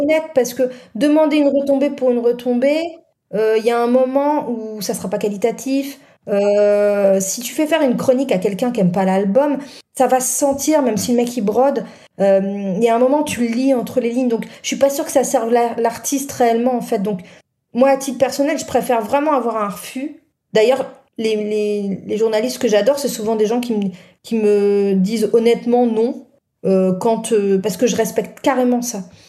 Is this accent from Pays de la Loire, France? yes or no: no; Nord, Hauts-de-France, France; je suis du Nord